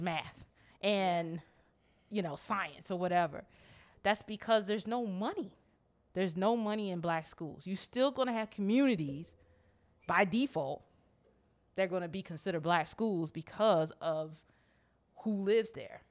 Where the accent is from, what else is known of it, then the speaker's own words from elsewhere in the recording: United States; growing up in Montgomery County